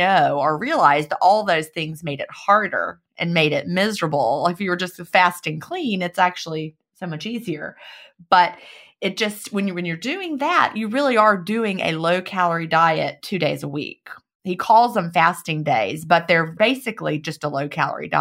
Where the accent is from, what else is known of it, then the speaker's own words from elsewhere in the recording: United States; in America